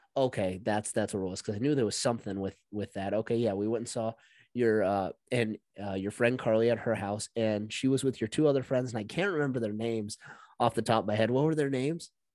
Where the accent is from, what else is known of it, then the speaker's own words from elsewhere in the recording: United States; also born or lived in Montana / North Dakota; growing up in Montana, North Dakota